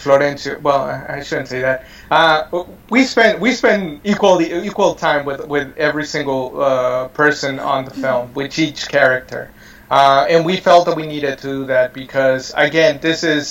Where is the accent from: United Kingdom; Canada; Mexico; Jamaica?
Mexico; San Miguel; now in United States; we're lucky to have been born in a town like San Miguel